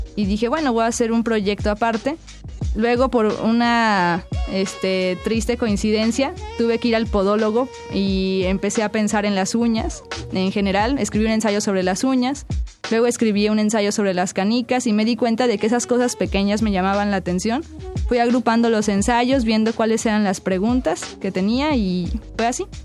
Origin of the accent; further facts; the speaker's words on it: Tlalnepantla, State of Mexico, Mexico; yo crecí en Tlalnepantla, en el Estado de México.